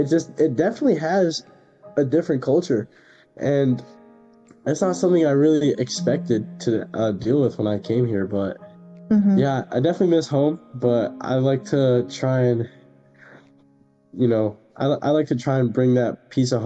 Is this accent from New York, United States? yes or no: yes; New York, United States; moved away as an adult; now in Connecticut, United States; I'm from New York, so I kind of hate on a lot of the Connecticut kids here